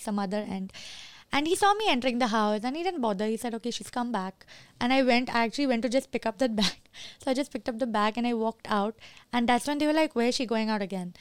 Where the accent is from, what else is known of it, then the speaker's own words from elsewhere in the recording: Kuwait; moved away; I'm born and raised in Kuwait